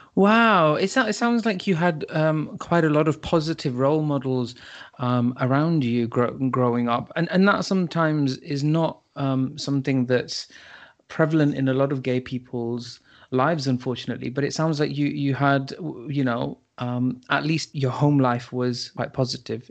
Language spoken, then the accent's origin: English; United Kingdom; we are British